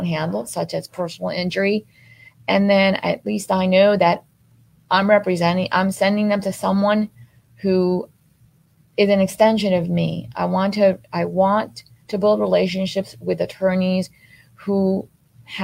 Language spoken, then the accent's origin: English; Miami, Florida, United States; I grew up here in Miami since I was 8 years old. I've been here. I graduated from Miami Coral Park